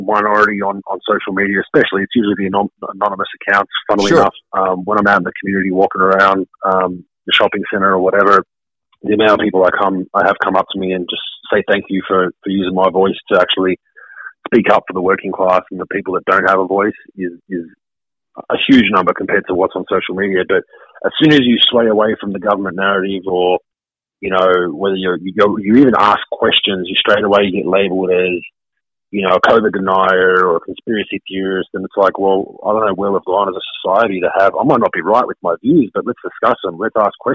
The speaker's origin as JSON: {"language": "English", "town": "Melbourne", "region": "Victoria", "country": "Australia", "tie": "born or raised there", "said": "My hometown of Melbourne, Australia"}